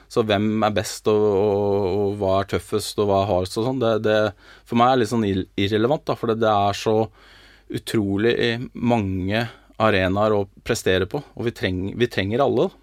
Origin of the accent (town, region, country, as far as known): Norway